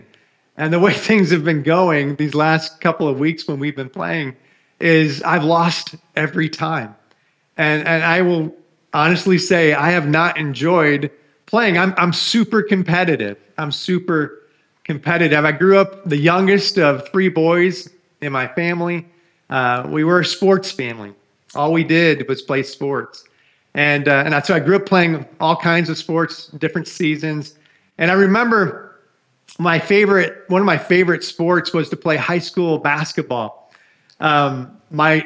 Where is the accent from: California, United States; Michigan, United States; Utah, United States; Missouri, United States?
Michigan, United States; I grew up in Michigan